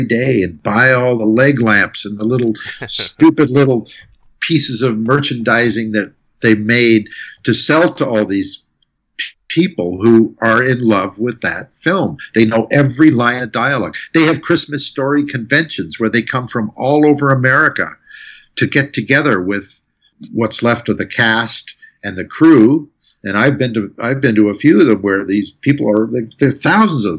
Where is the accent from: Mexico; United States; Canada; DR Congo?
Canada; as a Canadian composer